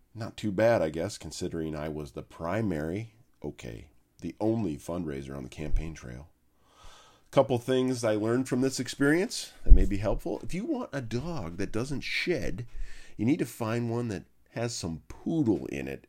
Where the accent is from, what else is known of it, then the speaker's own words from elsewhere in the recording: Minnesota, United States; moved away as an adult; now in Indiana, United States; I am a Minnesotan who's migrated southeast, easy on the south, twenty years ago, to the land of Hoosiers.